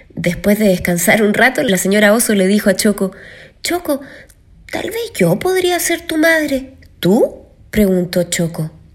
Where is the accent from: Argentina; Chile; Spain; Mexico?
Chile; soy cantante chilena